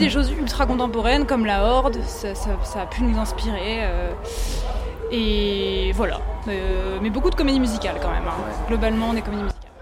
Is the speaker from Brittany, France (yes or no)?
no; Rezé, Pays de la Loire, France; je viens de Rezé, à côté de Nantes, donc je viens de l'Ouest